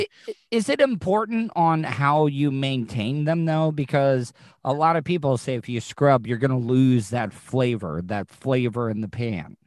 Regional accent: the South, United States; growing up in the South, every Southern mother had a skillet

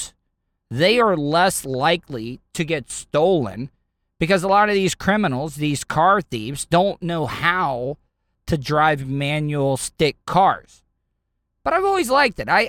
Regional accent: Pierson, Florida, United States; growing up in Pearson, it's the fern capital of the world

